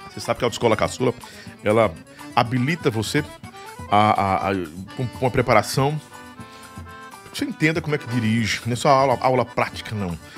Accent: Piauí, Brazil; porque eu sou piauiense. Lá no nosso Piauí é beiju. Pro lado de cá é, é tapioca, né?

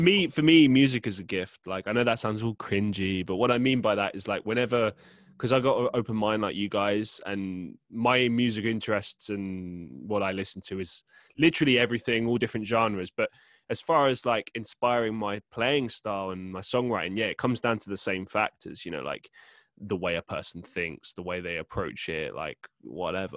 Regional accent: London, United Kingdom; moved away as an adult; now in Manchester, United Kingdom; I grew up in London

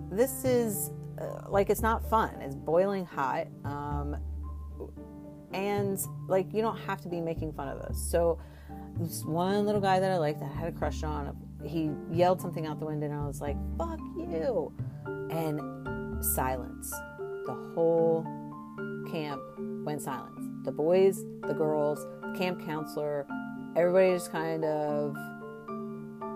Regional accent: Maryland, United States; I'm from Maryland

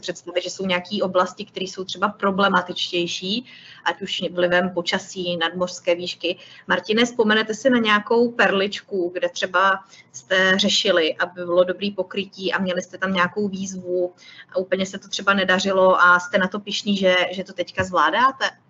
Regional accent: Orlické hory, Hradec Králové Region, Czechia; já jsem z Orlických hor

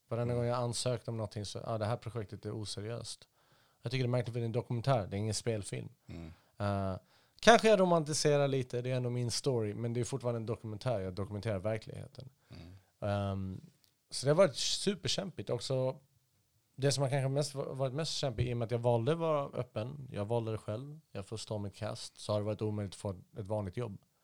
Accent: Stockholm, Stockholm County, Sweden; moved away as an adult; also born or lived in Halmstad / Iraq; så bounceade vi omkring lite här och där tills jag landade i Stockholm 1988. Så växte jag upp där

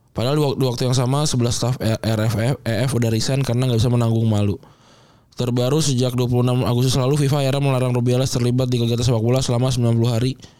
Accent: Jakarta, Indonesia; kita sebagai orang Jakarta

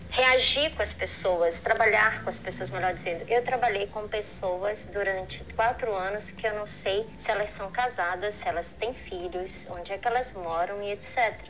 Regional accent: Brazil; moved away as an adult; eu sou brasileira

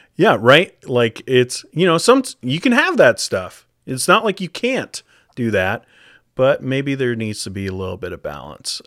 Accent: United States; moved away as an adult; now in Canada; I'm from the States

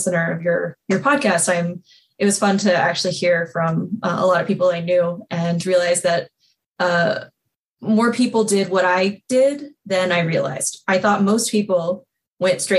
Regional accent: Texas, United States; moved away; I'm from Texas

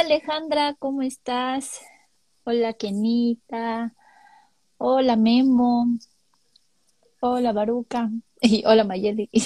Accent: Chiapas, Mexico; moved away

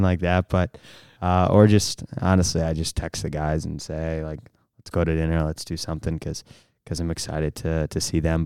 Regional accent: St. Louis, Missouri, United States; I'm from Saint Louis

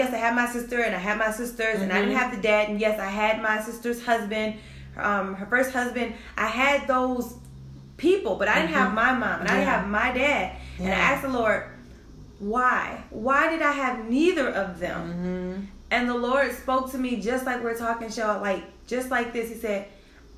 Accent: Detroit, Michigan, United States; That was the culture growing up in Detroit at that time.

